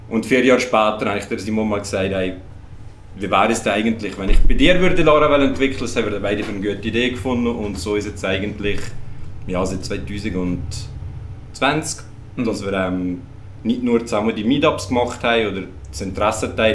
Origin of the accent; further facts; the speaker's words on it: Lucerne, Switzerland; ah, Luzern.